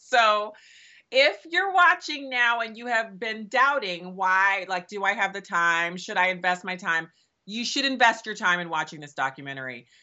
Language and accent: English; United States; as an American